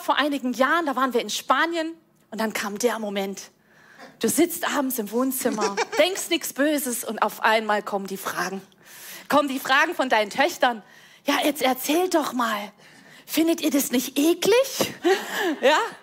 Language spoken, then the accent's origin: German; Rhineland, Germany; Ich komme aus dem Rheinland